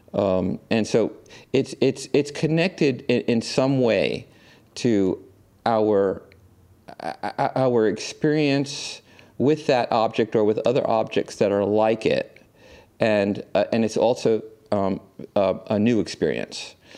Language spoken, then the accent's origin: English; New York City, New York, United States; I grew up here in New York